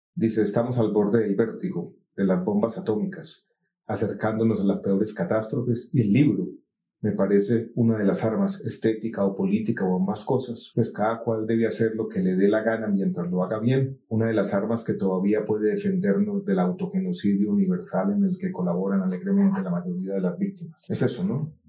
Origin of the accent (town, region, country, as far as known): Colombia